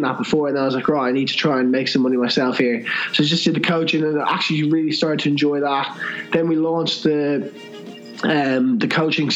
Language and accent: English; Ireland; I'm from Ireland